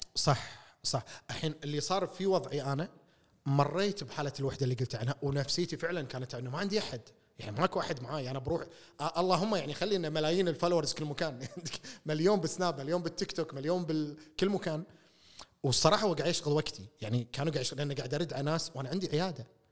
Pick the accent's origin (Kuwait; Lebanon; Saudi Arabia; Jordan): Kuwait; احنا ككويتيين